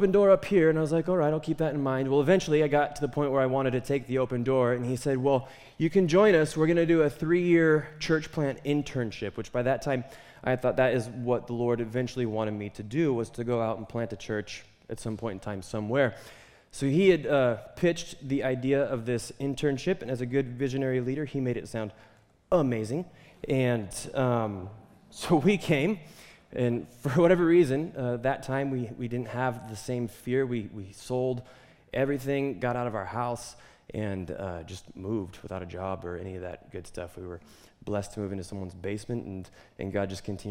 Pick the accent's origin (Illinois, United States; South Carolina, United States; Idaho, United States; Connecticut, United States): Idaho, United States; Twin Falls; my wife and I, we grew up in Twin Falls, basically. And that was home